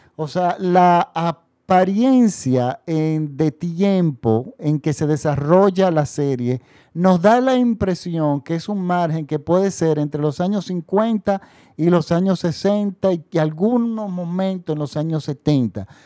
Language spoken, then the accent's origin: Spanish; Dominican Republic; nosotros recibíamos las noticias internacionales en mi país, en la República Dominicana